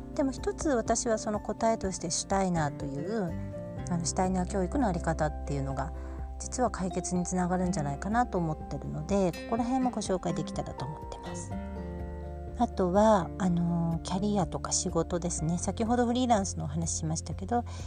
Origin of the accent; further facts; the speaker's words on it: Kyushu, Kumamoto, Japan; moved away; also born or lived in Hiratsuka, Kanagawa / Melbourne, Australia; 神奈川県の平塚市で生まれて九州の熊本で育ちました